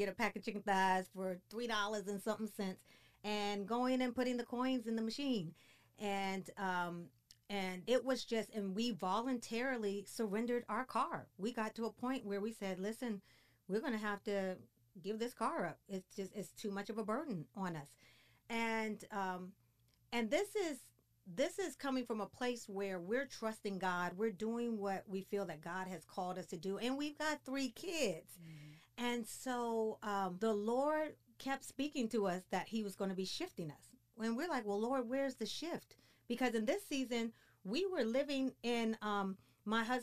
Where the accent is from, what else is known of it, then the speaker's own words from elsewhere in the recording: Washington, District of Columbia, United States; moved away as an adult; now in Frisco, United States; We're from the East Coast, from the Washington, D.C. area